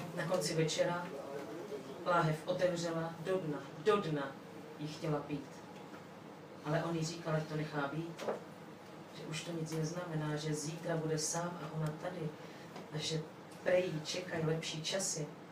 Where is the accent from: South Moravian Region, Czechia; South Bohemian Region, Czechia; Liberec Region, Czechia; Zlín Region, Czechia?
South Moravian Region, Czechia; Brno; Jsem z Brna